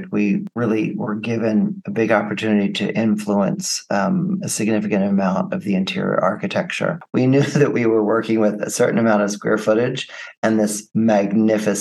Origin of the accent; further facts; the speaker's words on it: United States; being American.